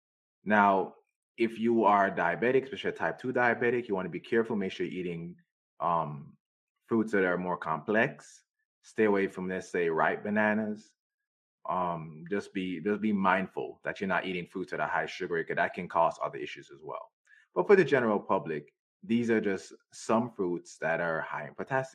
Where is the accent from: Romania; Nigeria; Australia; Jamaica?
Jamaica; moved away; I grew up in Jamaica